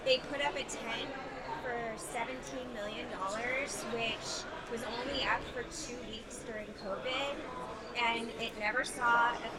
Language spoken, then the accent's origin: English; Houston, Texas, United States; also born or lived in Santa Fe; I was born and raised there.